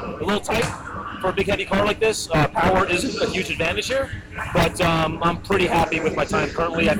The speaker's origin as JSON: {"language": "English", "town": "Laguna Beach", "region": "California", "country": "United States", "said": "I'm from Laguna Beach."}